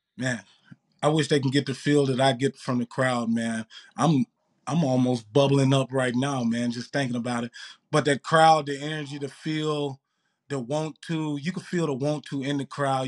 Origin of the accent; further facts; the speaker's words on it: Mississippi, United States; moved away as an adult; also born or lived in Lincoln, Nebraska; now in Winnipeg, Canada; Winnipeg's a lot different than Mississippi where I grew up.